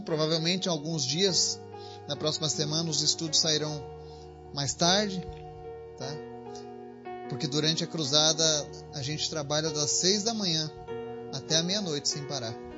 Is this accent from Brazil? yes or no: yes; Rio Grande do Sul, Brazil; now in Bahia, Brazil; Eu sou do Rio Grande do Sul, moro na Bahia